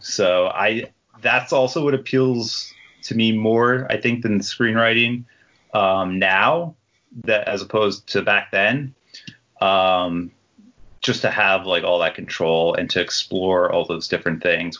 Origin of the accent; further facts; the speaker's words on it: Toms River, New Jersey, United States; I grew up in Toms River, New Jersey, which is right on the Jersey Shore